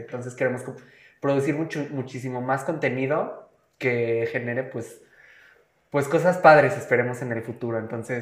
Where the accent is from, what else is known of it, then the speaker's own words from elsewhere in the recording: Mexico; estamos en México